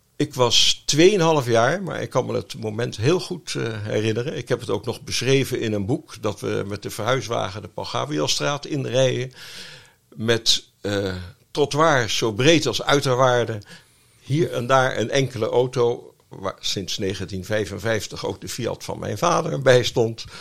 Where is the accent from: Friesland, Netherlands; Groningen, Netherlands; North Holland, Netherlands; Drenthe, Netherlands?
North Holland, Netherlands; Amsterdam; now in The Hague, Netherlands; Ik ben nota bene geboren in Amsterdam